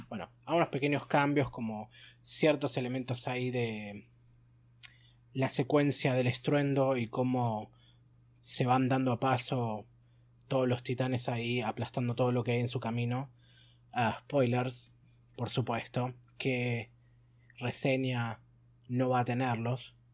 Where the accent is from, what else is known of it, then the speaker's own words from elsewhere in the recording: Argentina; bueno, somos argentinos, ese es un deporte nacional.